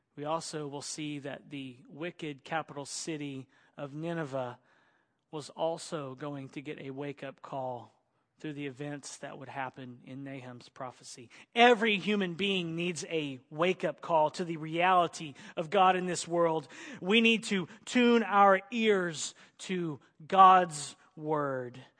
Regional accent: Oklahoma, United States; I grew up in Oklahoma in the country and we use switches

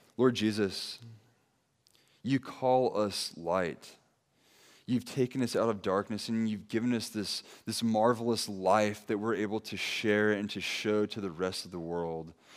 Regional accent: Santa Maria, California, United States; also born or lived in San Dimas, California / Ventura, California; my wife and I, we grew up here in Santa Maria.

